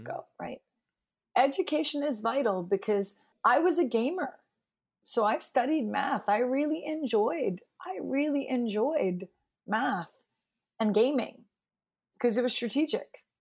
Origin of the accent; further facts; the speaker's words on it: New York City, New York, United States; I grew up in New York City